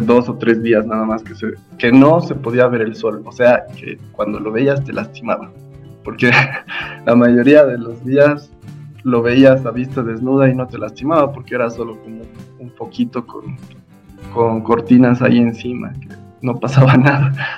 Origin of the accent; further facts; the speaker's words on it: La Paz, Bolivia; yo nací aquí en La Paz, la mayor parte de mi vida la, la viví, la vivo acá en La Paz